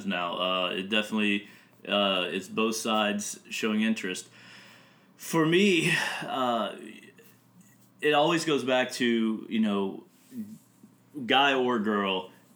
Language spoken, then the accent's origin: English; United States; I am the American